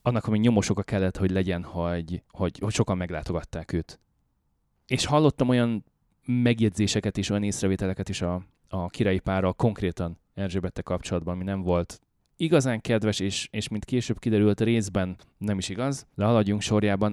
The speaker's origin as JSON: {"language": "Hungarian", "country": "Hungary", "moved": "yes", "lives_now": "Canada", "said": "európaiként, magyarként"}